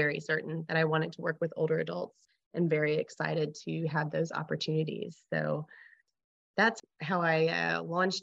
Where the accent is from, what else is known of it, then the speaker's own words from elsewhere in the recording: Arkansas, United States; also born or lived in Lansing, Michigan / New Mexico; I was born in Lansing, Michigan, but my parents scooped me down to Arkansas very quickly as my mom took a position at the University of Arkansas